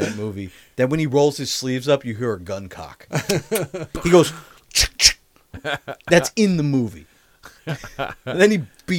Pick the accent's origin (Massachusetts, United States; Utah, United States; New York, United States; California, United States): New York, United States; I'm going to a Mets game. I'm from New York.